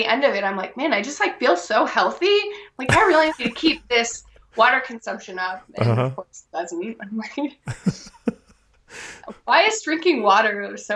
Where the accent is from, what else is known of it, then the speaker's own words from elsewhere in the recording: Alaska, United States; my hometown